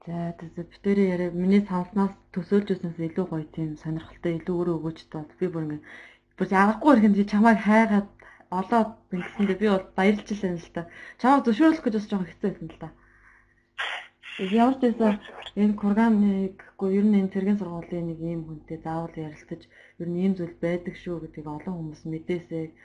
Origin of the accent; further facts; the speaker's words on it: Mongolia; moved away as an adult; now in Russia; Би ингээд анх наашаа Орос руу ингээд сургуульд ирж байхдаа би гэрээсээ гараад Монгол улсын хөлийг даваад би … биш. Би Монгол улсын иргэн … гэж өөрийгөө бодож